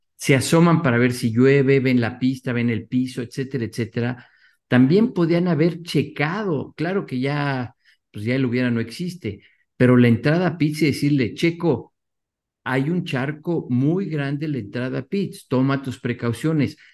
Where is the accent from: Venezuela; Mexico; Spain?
Mexico